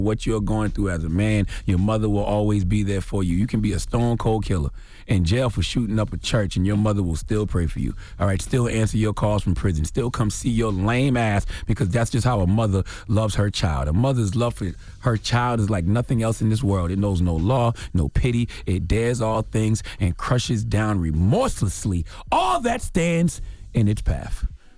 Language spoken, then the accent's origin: English; South Carolina, United States; Drop on the clues bombs for my home state, South Carolina.